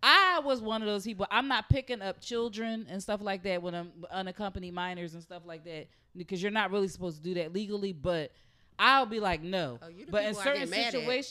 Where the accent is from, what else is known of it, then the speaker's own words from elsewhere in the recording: Philadelphia, Pennsylvania, United States; I grew up on Lehigh Avenue.